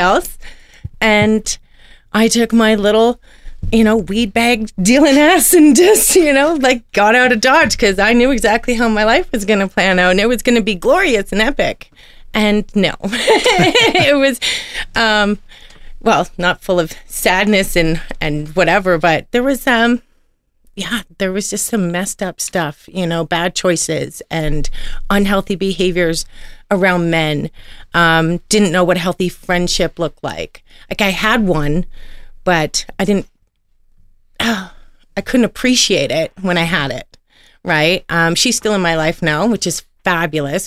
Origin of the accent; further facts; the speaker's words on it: Toronto, Ontario, Canada; moved away; also born or lived in Oshawa, Ontario / Calgary, Alberta / Edmonton, Alberta; I'm from Toronto, born and raised in Scarborough.